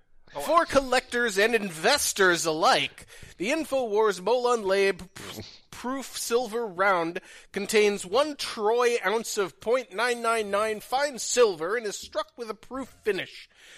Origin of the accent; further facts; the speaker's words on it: Fort Myers, Florida, United States; I'm from Fort Myers, Florida.